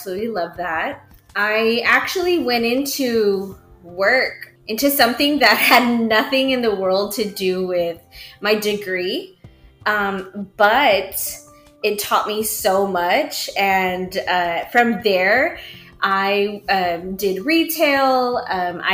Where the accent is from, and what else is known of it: Mission, Texas, United States; born or raised there